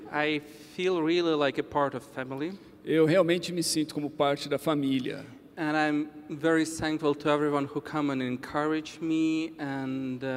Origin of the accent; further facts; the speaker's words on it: Ukraine; born there; Portuguese is a second language; E eu nasci em um lugar muito especial. I was born in Ukraine. Eu nasci na Ucrânia. In 1988. Em 1988.